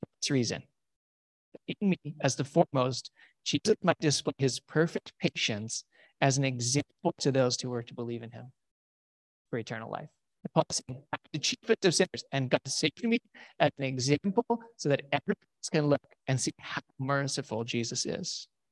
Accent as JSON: {"language": "English", "country": "United States", "said": "We are so weird as American Christians"}